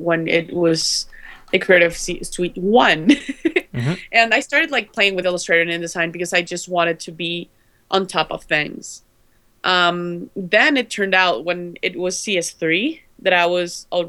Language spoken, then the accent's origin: English; Guatemala; I'm from Guatemala